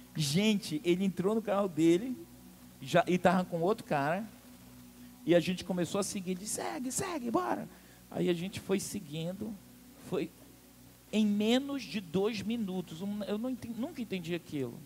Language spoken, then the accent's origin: Portuguese; Amazonas, Brazil; sou amazonense